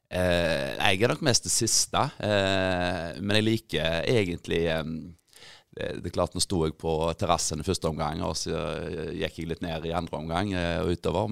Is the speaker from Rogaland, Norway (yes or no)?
yes; Grinde, Rogaland, Norway; jeg kom opprinnelig fra Grinde